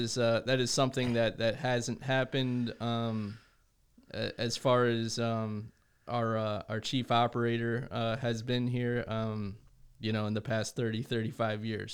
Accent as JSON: {"language": "English", "region": "New Jersey", "country": "United States", "tie": "born or raised there", "moved": "yes", "said": "I grew up in New Jersey"}